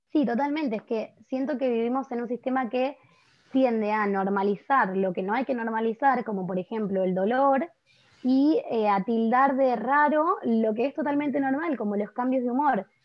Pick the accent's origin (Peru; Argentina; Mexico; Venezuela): Argentina; Buenos Aires; soy de Buenos Aires, Argentina